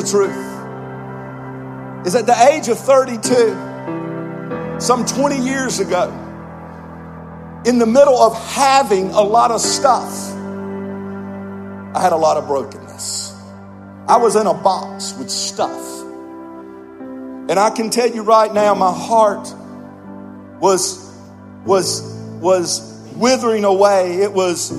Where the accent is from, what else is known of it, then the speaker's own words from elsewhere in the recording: Georgia, United States; I was raised in North America. I was just a little old southern boy from a little town in Georgia.